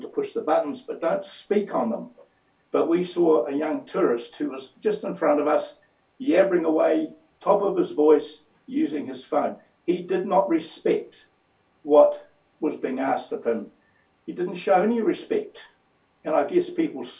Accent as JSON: {"language": "English", "country": "New Zealand", "said": "I am a New Zealander"}